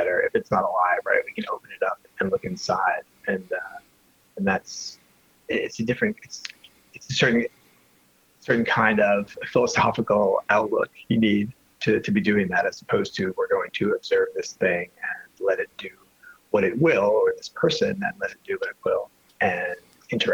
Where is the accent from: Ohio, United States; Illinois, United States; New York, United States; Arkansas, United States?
New York, United States; New York City; also born or lived in Lower East Side, New York City; I grew up in Brooklyn, but I've been living on the Lower East Side for the last 7 or 8 years.